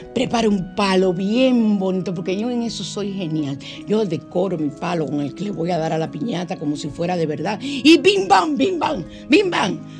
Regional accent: Dominican Republic; soy muy dominicano

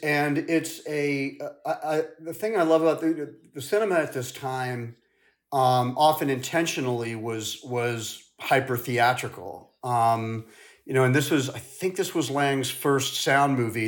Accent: St. Louis, Missouri, United States; also born or lived in London; we moved from London to the States when I was really young, like five, and my mother taught dance at Washington University in Saint Louis. And, uh, I really lived on that campus

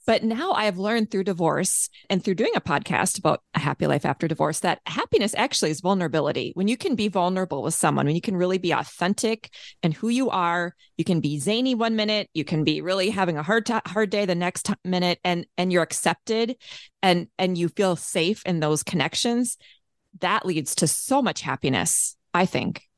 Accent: Minneapolis, Minnesota, United States; also born or lived in Saint Paul, Minnesota; my hometown, Minneapolis, Minnesota

